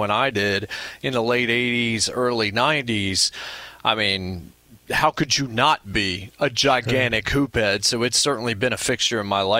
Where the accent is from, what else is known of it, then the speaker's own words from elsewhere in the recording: Winston-Salem, North Carolina, United States; I grew up in Winston-Salem, North Carolina